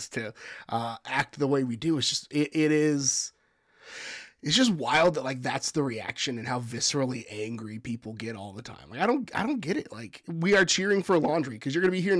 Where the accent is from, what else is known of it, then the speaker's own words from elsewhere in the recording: San Antonio, Texas, United States; I am from San Antonio